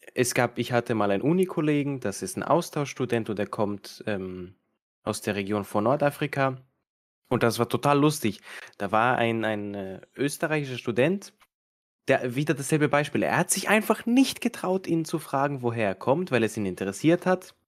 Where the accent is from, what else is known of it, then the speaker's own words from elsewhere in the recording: Serbia; now in Austria; ich bin jetzt ursprünglich aus Serbien